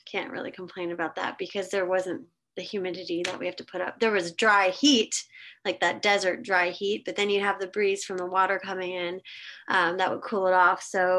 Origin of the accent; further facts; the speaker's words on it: Pittsburgh, Pennsylvania, United States; also born or lived in Los Angeles, California; now in Nashville, United States; Yeah, I was born in Pittsburgh, Pennsylvania.